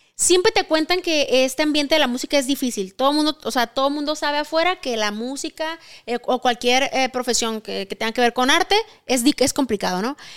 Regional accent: Sonora, Mexico; moved away as an adult; now in Mexico City, Mexico; soy de Sonora y tengo 10 años viviendo aquí en la Ciudad de México

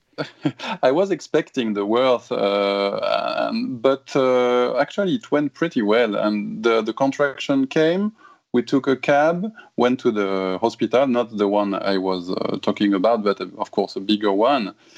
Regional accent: Toulouse, Occitania, France; English is a second language; moved away as an adult; now in Japan; Toulouse, my hometown in south of France

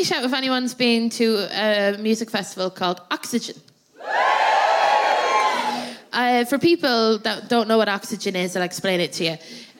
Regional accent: Athlone, Leinster, Ireland; born or raised there

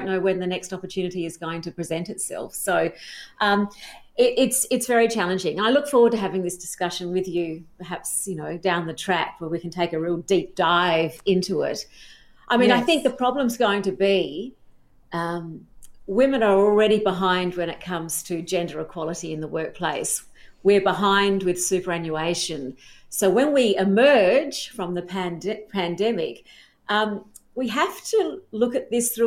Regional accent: South Australia, Australia; I grew up in South Australia

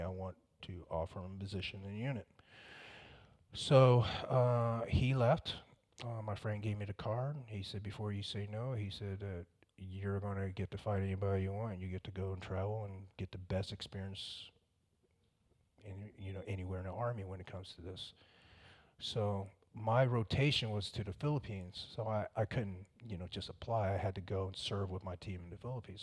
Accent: Fayetteville, North Carolina, United States; also born or lived in Vietnam; I was raised around Fayetteville

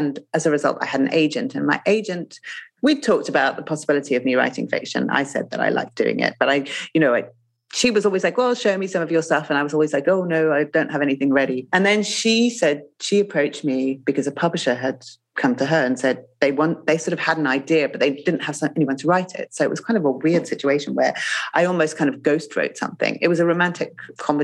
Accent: Zimbabwe; moved away; I grew up in Zimbabwe

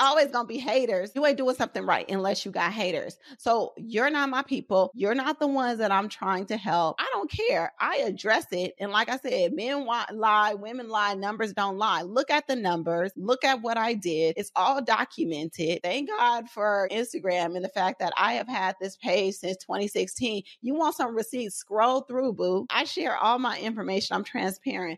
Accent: Oakland, California, United States; I grew up in West Oakland, raised by a single dad

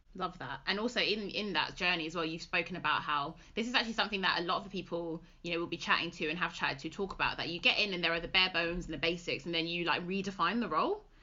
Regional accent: London, United Kingdom; moved away; also born or lived in West Midlands; we're originally from London

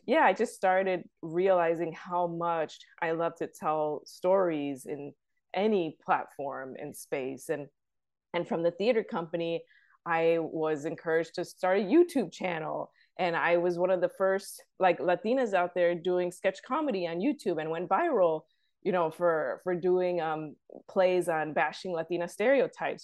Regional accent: Chicago, Illinois, United States; I'm from the south side of Chicago

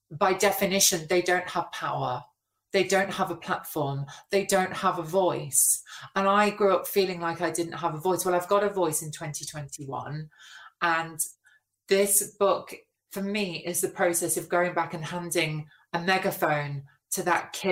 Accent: Nottinghamshire, East Midlands, United Kingdom; moved away; I didn't feel safe walking around my hometown

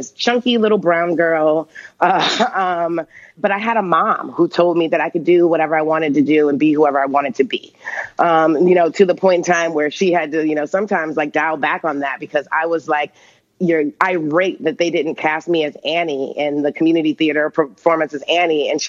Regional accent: Michigan, United States; moved away as an adult; I was from Michigan

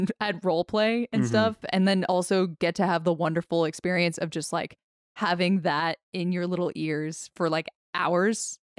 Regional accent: New Jersey, United States; I'm from South Jersey.

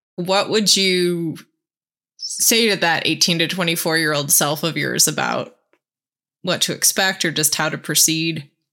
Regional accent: Buffalo, New York, United States; I grew up in Buffalo

